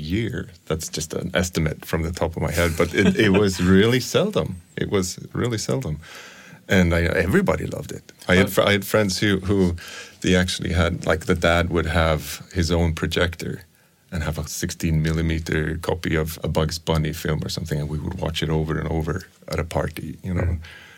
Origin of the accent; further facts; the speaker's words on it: Sweden; I was born in 1972, so I grew up in the 70s and 80s in Sweden